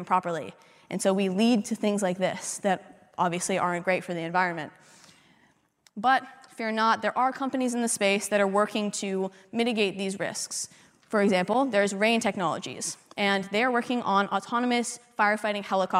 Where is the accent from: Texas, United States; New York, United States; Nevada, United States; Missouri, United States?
Nevada, United States; Las Vegas; I'm from Vegas